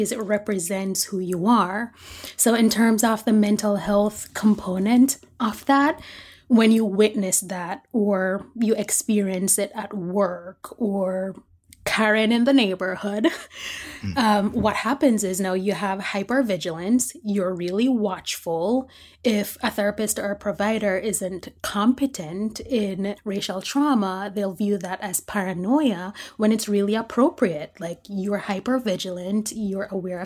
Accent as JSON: {"language": "English", "country": "Jamaica", "said": "I'm Jamaican"}